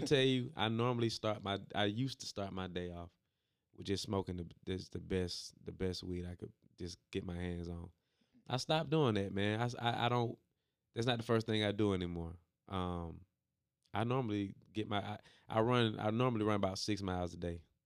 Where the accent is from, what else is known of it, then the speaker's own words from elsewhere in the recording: Stone Mountain, Georgia, United States; also born or lived in Decatur, Georgia; Grew up in Stone Mountain, but I was born in Decatur and then moved back to Decatur